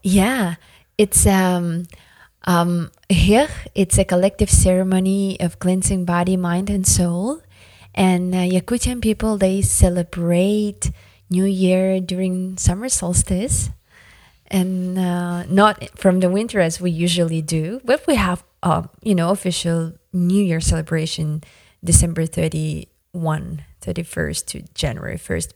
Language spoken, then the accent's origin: English; Yakutia, Sakha Republic, Russia; first language Yakut; English is a second language; It's our traditional greeting of, um, Yakutian people in Arctic Siberia